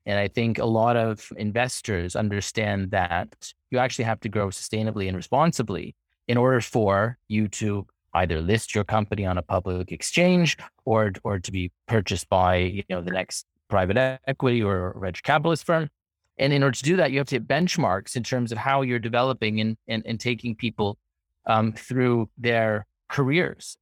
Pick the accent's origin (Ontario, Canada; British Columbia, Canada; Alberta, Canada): Ontario, Canada; Toronto; moved away as an adult; now in London, United Kingdom; I hail from Toronto, Canada. That's where I was born and raised, grew up.